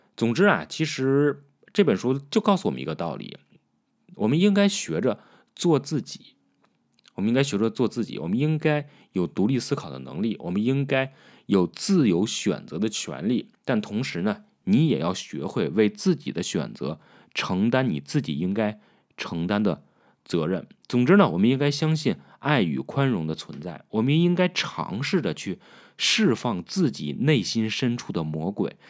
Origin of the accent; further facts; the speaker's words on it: China; 我们中国人